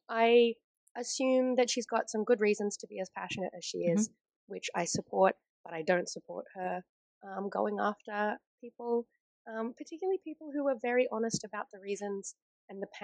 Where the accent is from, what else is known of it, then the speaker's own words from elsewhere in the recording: Australia; we're Australian